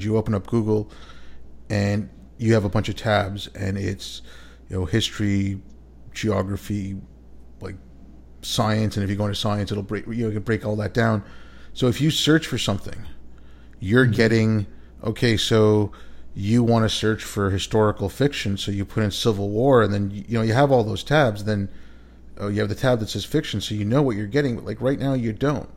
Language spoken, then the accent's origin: English; Canada; moved away; growing up in Canada